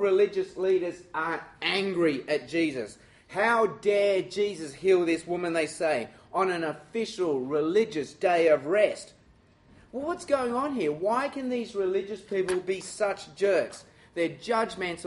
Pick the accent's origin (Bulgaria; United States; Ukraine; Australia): Australia; I'm Chinese, and I'm Australian